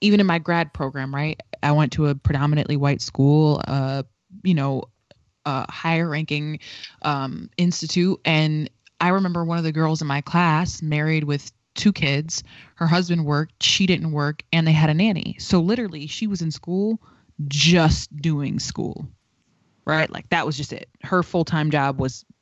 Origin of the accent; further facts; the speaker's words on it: Waterbury, Connecticut, United States; Growing up in Waterbury, going to a public school, even if it was shitty education, I was around niggas that looked like me